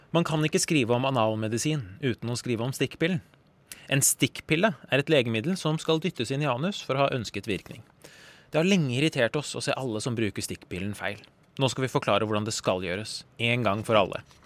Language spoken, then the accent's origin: Norwegian; Norway; jeg er født i Norge og ikke har noen verdens tilknytning til Iran whatsoever